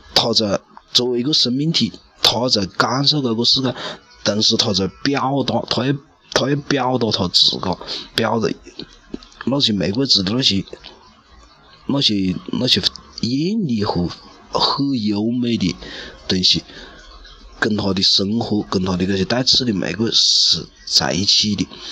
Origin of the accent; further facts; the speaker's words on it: China; 连我们中国人那种要要喜庆的民族